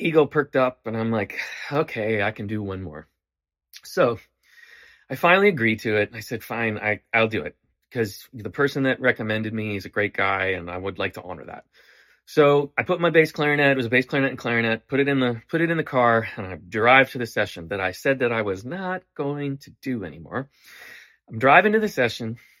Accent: Canada; moved away

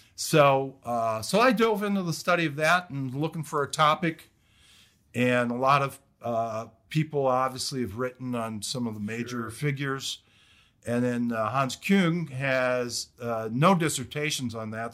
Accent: Detroit, Michigan, United States; moved away as an adult; also born or lived in Kentucky / New Jersey; I'm originally from Michigan, Detroit area.

